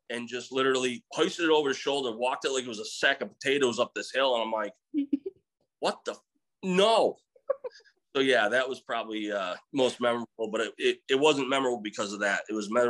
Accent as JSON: {"language": "English", "region": "Central New York", "country": "United States", "tie": "born or raised there", "also_born_or_lived": "Missouri", "moved": "yes", "lives_now": "Texas, United States", "said": "Growing up in Central New York"}